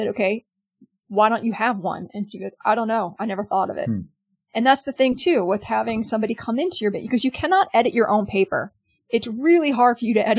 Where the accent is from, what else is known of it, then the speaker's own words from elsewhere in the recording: New York City, New York, United States; I'm from New York City, and I was there that day.